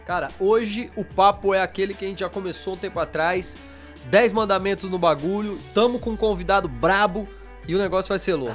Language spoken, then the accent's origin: Portuguese; Brazil; nós somos brasileiros aqui, então a gente tem nosso, a nossa língua.